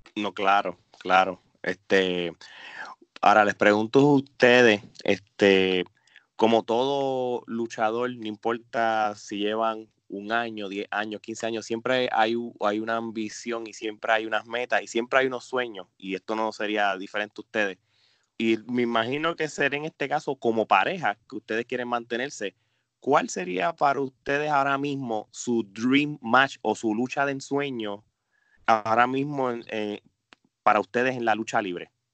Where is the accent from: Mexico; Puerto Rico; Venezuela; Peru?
Puerto Rico; nosotros somos puertorriqueños